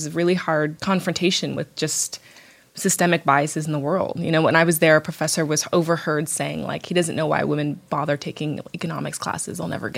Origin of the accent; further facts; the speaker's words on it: right outside D.C., Virginia, United States; moved away; also born or lived in San Francisco / London; I grew up in Virginia, right outside D.C.